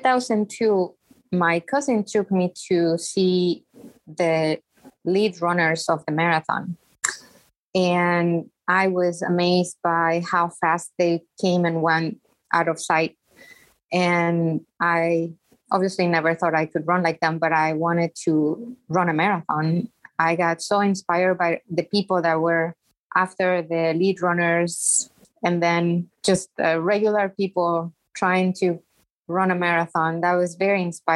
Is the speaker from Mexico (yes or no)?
yes; Mexico; moved away as an adult; now in Chicago, United States; I was born and raised in Mexico, and I have been living in the greatest city of the world for the past almost 25 years